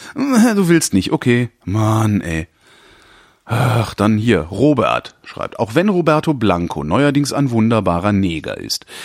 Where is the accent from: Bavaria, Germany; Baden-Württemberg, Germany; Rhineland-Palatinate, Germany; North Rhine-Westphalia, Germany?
North Rhine-Westphalia, Germany; Cologne; ich komme ja ursprünglich aus Köln